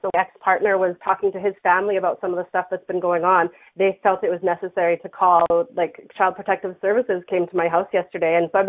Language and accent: English; Saskatoon, Saskatchewan, Canada; actually another Saskatoonian.